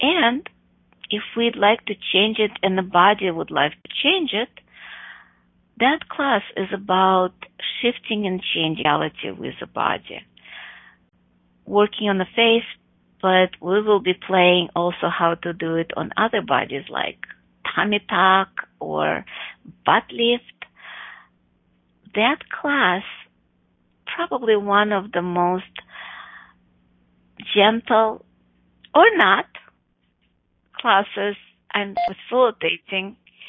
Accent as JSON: {"language": "English", "town": "Chicago", "region": "Illinois", "country": "United States", "tie": "born or raised there", "also_born_or_lived": "Buffalo Grove, Illinois", "said": "in Chicago, my hometown"}